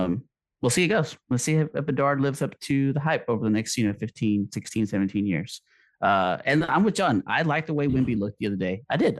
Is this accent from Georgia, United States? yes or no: no; Texas, United States; born or raised there